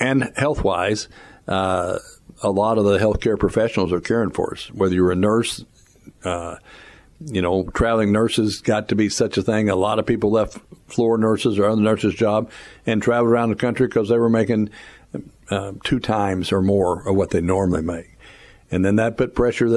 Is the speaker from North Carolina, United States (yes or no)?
no; Mexico, Missouri, United States; I'm from Mexico